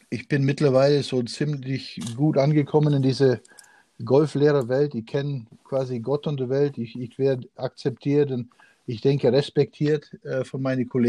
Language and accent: German; Canada; ich war als Jugendlicher viel in Canadian Open, weil ich da eben aufgewachsen bin in Kanada